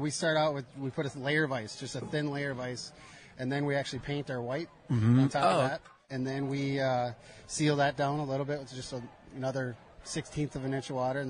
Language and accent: English; Minnesota, United States; accent: Minnesota; moved away as an adult; now in Pittsburgh, United States; in my hometown in Minnesota.